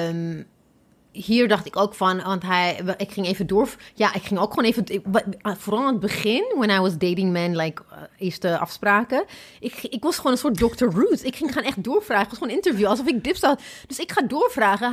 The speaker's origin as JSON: {"language": "Dutch", "country": "Ethiopia", "moved": "yes", "lives_now": "Netherlands", "said": "ik kom hier uit Ethiopië"}